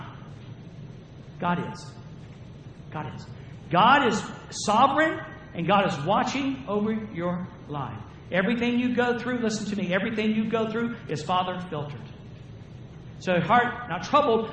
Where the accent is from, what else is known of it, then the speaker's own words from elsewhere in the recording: the South, United States; I'm from the South